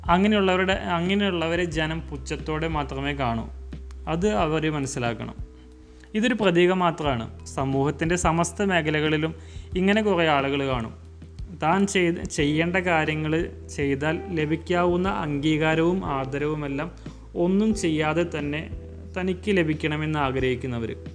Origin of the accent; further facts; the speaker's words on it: Thrissur, Kerala, India; തൃശ്ശൂരുകാരനായ എന്ന നിലയിൽ